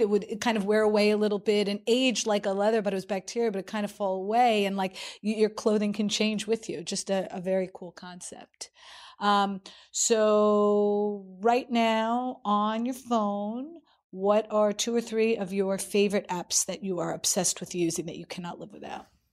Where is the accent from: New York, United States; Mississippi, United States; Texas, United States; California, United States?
New York, United States; as a New Yorker